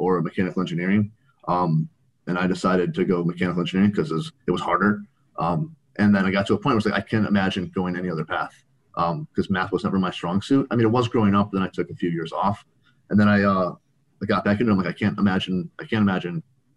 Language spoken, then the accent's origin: English; Chicago suburbs, Illinois, United States; moved away as an adult; also born or lived in Arizona; I'm from the Chicago suburbs, so I transferred out to Arizona